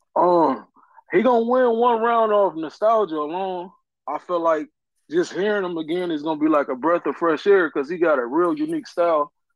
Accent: California, United States; I'm from Cali

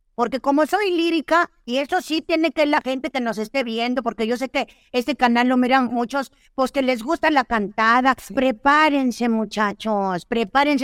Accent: northern Mexico, Mexico; como soy norteña, pues a mí me decían, pues, ah, es arremedar, yo arremedo, así decimos acá en el norte

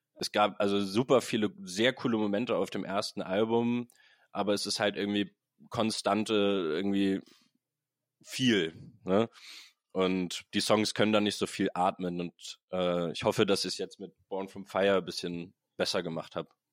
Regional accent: Hamburg, Germany; Ich bin ein Hamburg gebürtiger Mensch

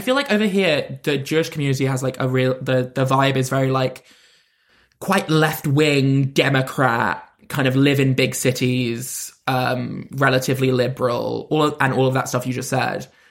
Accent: London, United Kingdom; I'm from London, and I would always be like, "I'm from London."

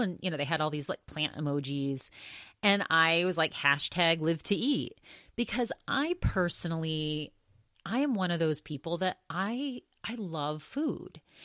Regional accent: Augusta, Maine, United States; the very last restaurant that he owned where I was really little and kind of grew up in that restaurant, It was an Augusta, Maine.

